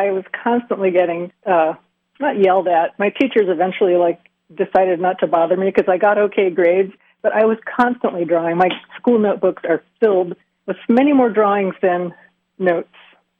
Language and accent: English; Pennsylvania, United States; I was pretty mired in the center part of the state